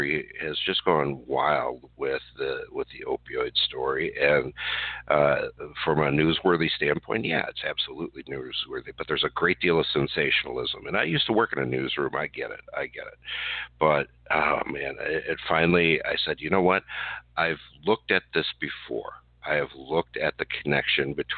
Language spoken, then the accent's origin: English; Wisconsin, United States; here in my home state of Wisconsin